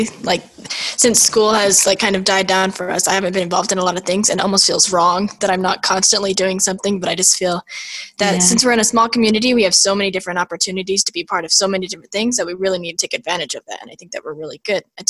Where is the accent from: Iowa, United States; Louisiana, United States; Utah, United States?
Utah, United States; Blanding; So I grew up in Blanding, Utah my whole life, and I'm 17 years old